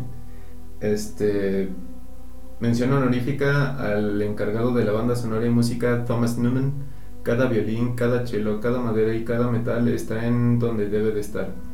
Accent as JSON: {"language": "Spanish", "country": "Mexico", "said": "como mexicano"}